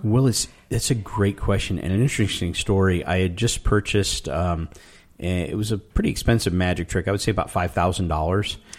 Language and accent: English; Tucson, Arizona, United States; I grew up in Tucson, Arizona